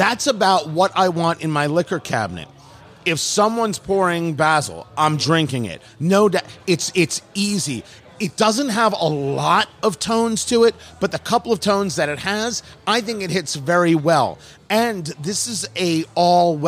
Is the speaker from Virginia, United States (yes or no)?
no; New Jersey, United States; also born or lived in Brooklyn, New York / Los Angeles, California; now in Indianapolis, United States; I was born in Brooklyn and grew up in Jersey. So I'm a transplant. I lived in LA before here.